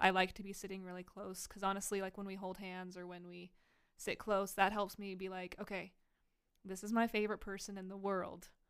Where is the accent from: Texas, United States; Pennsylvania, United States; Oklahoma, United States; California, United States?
Texas, United States; now in Idaho, United States; I'm from Texas